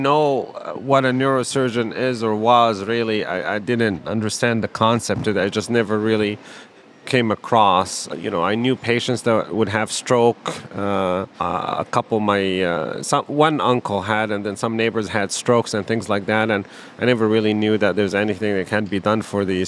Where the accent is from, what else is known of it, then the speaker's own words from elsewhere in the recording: Palestine; also born or lived in Wisconsin, United States; now in Chicago, United States; I grew up in Palestine.